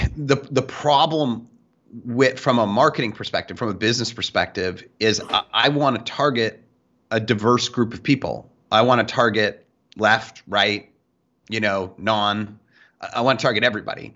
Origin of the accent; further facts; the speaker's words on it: Canada; I'm Canadian